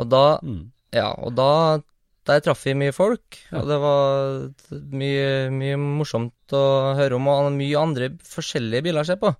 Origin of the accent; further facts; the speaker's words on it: Trondheim, Trøndelag, Norway; på Heimdal. Ja. Der jeg kommer fra.